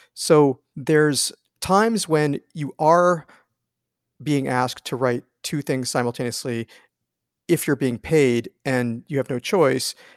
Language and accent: English; East Coast, United States; moved away as an adult; I grew up on the East Coast